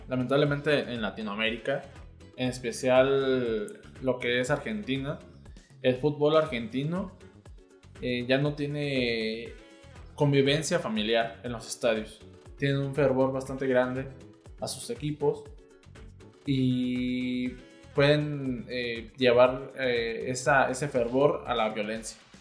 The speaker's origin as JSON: {"language": "Spanish", "country": "Mexico", "said": "somos los mexicanos"}